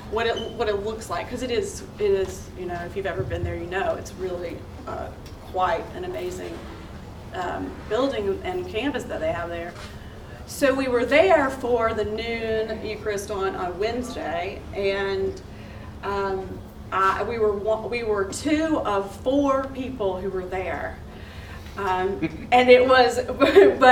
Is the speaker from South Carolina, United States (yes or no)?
yes; South Carolina, United States; moved away as an adult; also born or lived in Washington, D.C. / Alexandria; now in Ponte Vedra, United States; I am originally from South Carolina